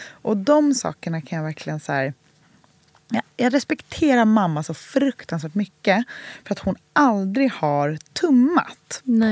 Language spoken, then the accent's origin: Swedish; Gladekvarn, Sweden; Gladekvarn, mm. där jag är uppvuxen